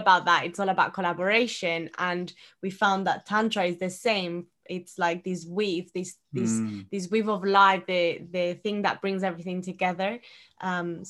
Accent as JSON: {"language": "English", "country": "Ecuador", "tie": "born or raised there", "moved": "yes", "said": "Growing up in Ecuador, I was always drinking cacao."}